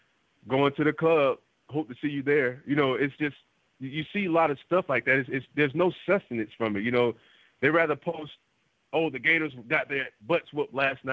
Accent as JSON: {"language": "English", "country": "United States", "said": "I'm African American"}